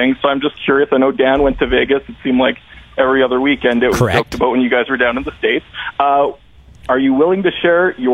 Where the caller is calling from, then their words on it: Yorkton, Saskatchewan, Canada; I'm calling from Yorkton, Saskatchewan